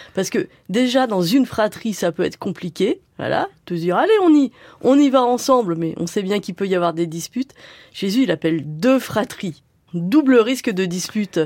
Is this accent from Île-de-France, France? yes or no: yes; Sartrouville, Île-de-France, France; j'ai grandi à Sartrouville au moment des premières émeutes urbaines